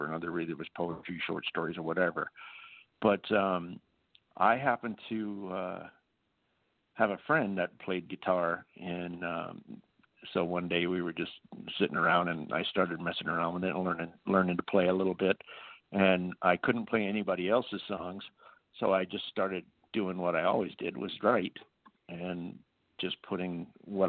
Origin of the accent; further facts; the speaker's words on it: Virginia City, Nevada, United States; I grew up in Nevada. I actually grew up in Virginia City, Nevada